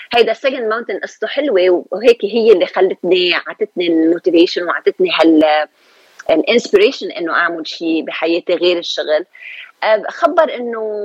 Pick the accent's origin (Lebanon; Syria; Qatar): Lebanon; moved away as an adult; also born or lived in Beirut; now in Los Angeles, United States; أنا من لبنان، جيت من لبنان سنة ألف وتسعمية وثمانية وثمانين، يعني خمسة وثلاثين سنة